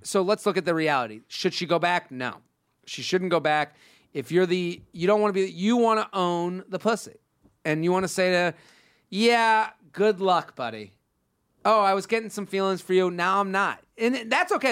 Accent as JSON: {"language": "English", "region": "Massachusetts", "country": "United States", "said": "that's where I'm from"}